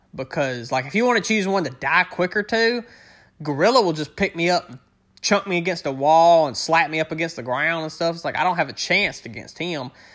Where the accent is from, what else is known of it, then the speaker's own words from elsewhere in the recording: Northern Louisiana, United States; born and raised in the South. I'm in, in, uh, Northern Louisiana is where I'm from.